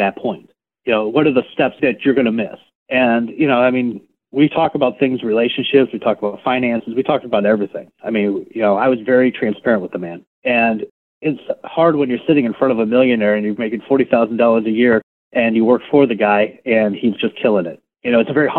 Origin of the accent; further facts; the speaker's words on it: Chicago, Illinois, United States; moved away as an adult; now in Texas, United States; I grew up in Chicago. I lived there for the first 28 years of my life.